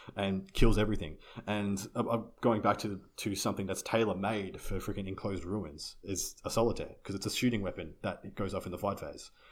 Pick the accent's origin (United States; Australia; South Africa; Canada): Australia; I'm Australian